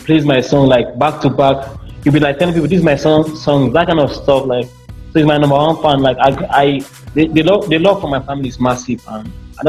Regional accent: Benue, Nigeria; No, I'm from the food basket of the nation. I'm from Benin. That's the food basket of the nation.

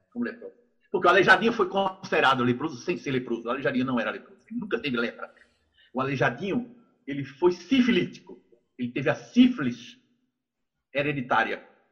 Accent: Brazil; ainda sou brasileiro

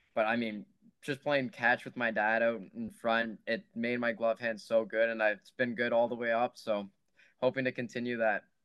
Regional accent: Oakville, Ontario, Canada; I'm from Oakville

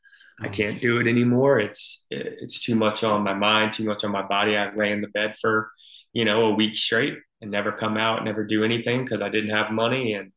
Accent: Albany, Georgia, United States; also born or lived in upstate New York; I claim Albany, Georgia is my hometown. My dad was in the military, so I grew up bouncing around back and forth the whole first probably 10 years of my life. And then obviously moving into South Georgia from upstate New York

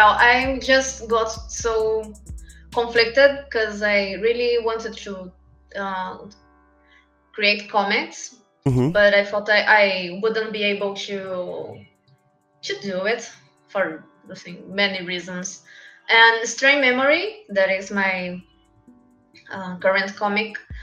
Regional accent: São Paulo, Brazil; English is a second language; I'm from Brazil, São Paulo

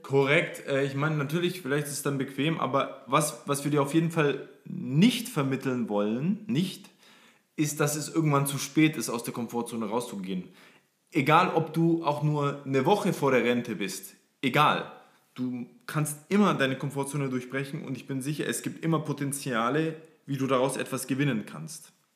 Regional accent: Forchheim, Upper Franconia, Bavaria, Germany; ich komme aus Freuchheim in Oberfranken, kleines 40.000 40.000 Leute Städtchen.

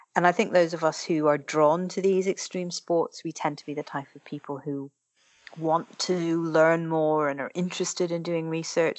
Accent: Ireland; because I grew up in Ireland

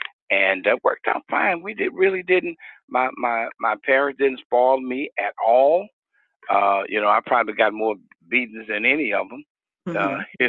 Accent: Houston, Texas, United States; also born or lived in Austin, Texas; So my family moved to Houston. And so I grew up here in Houston, went to school here and been here all of my life and raised my kids here. And still in Houston, Texas.

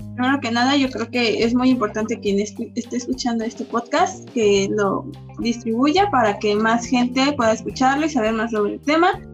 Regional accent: Mexico; como mexicanos tomamos de, ay, es puente a disfrutar

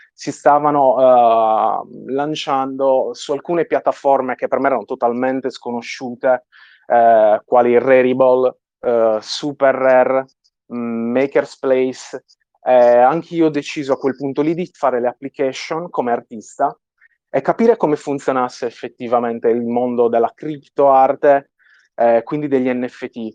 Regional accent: Sardinia, Italy; accent: Sardinian; sono sardo, il mio accento spicca parecchio

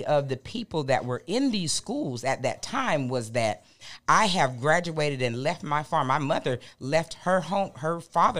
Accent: Fort Valley, Georgia, United States; also born or lived in Baton Rouge, Louisiana; I'm originally from Fort Valley, Georgia.

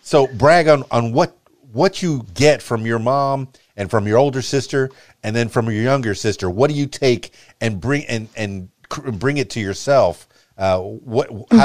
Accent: Miami, Florida, United States; I'm from Miami, Florida

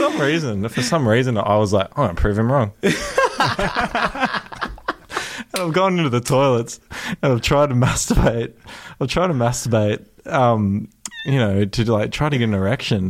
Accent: Australia; I'm from Australia

